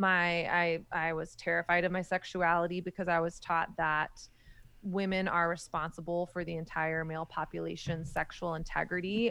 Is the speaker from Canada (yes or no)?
no; the South, United States; moved away as an adult; now in New York City, United States; I grew up in Southern Christian culture in the height of the purity movement